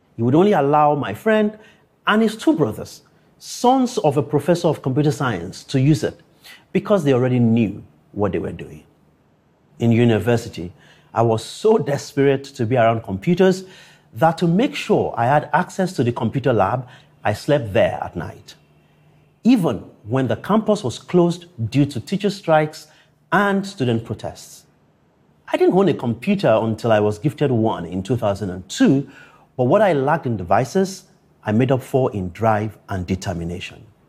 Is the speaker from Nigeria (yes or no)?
yes; Akure, Ondo, Nigeria; growing up in Akure, a town 350 kilometers from Lagos